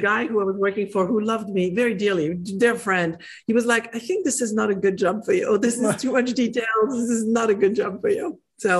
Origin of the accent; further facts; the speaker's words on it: France; English is a second language; moved away as an adult; I'm from France. I escaped as fast as my legs could run when in my early 20s.